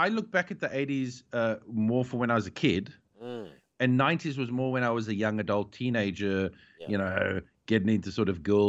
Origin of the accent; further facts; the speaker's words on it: South Africa; growing up in South Africa, growing up in the 90s or like mid to late 80s